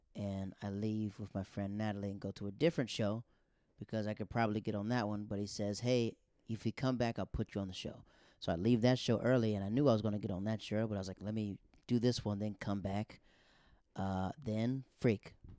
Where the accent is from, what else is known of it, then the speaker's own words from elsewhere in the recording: Florida, United States; moved away; also born or lived in North Carolina; I'm, I'm from Florida